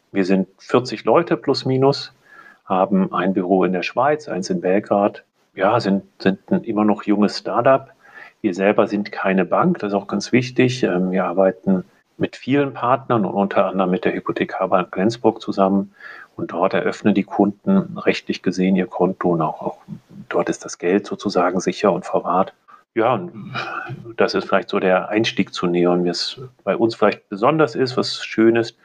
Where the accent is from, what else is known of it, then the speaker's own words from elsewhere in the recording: Germany; also born or lived in Munich / Zurich; Ich selber sitze aber in München, bin auch ähm, aus Deutschland